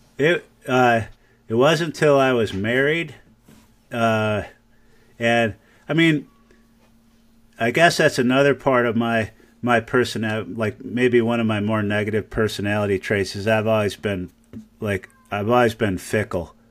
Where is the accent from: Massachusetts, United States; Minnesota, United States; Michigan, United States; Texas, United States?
Michigan, United States; now in Ames, United States; I grew up in Michigan